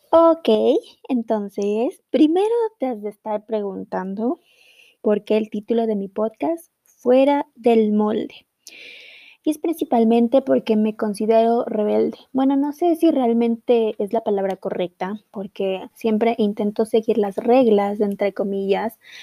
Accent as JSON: {"language": "Spanish", "country": "Ecuador", "said": "en mi país de Ecuador"}